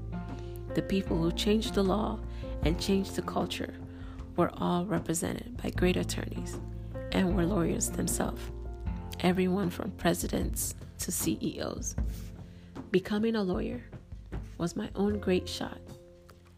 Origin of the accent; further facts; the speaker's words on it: Nigeria; As a Nigerian